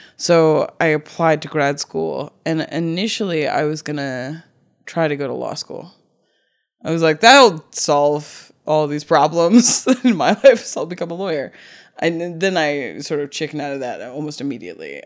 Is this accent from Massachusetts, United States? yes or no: yes; Cape Cod, Massachusetts, United States; moved away; also born or lived in Brooklyn; I grew up in Cape Cod